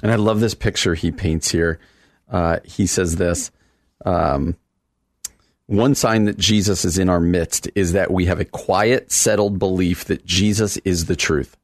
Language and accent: English; New Jersey, United States; New Jersey. That's my home state